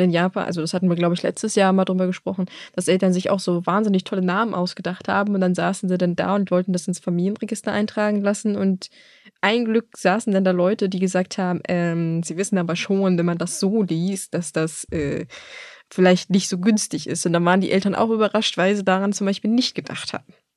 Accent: Germany; bei uns in Deutschland

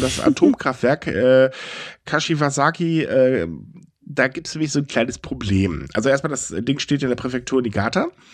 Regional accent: Germany; Bei uns in Deutschland

